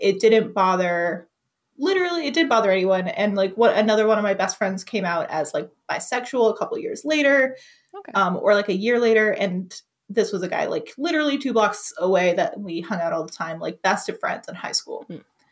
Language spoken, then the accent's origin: English; the South, United States; I really loved growing up in the South